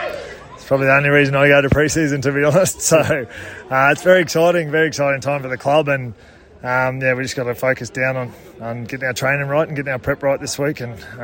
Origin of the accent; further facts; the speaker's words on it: Queensland, Australia; It's pretty special being a Queenslander to play at the Broncos